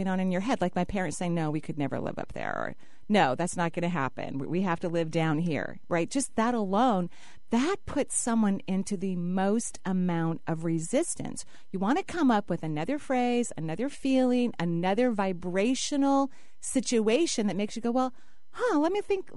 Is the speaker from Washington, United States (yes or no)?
yes; Seattle, Washington, United States; I grew up in the Northwest, and my parents, when I was very young, were students at the University of Washington.